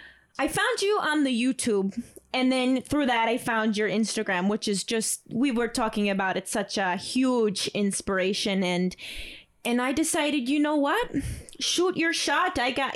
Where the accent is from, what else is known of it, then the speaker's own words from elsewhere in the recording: Ely, Minnesota, United States; I'm from Ely, Minnesota. Oh. So, you know, it was a long ride here. I took the Greyhound.